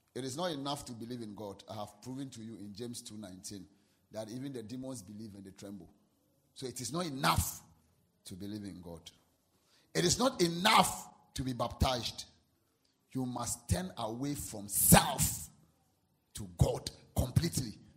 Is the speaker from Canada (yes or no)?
no; Ghana; I'm a Ghanaian.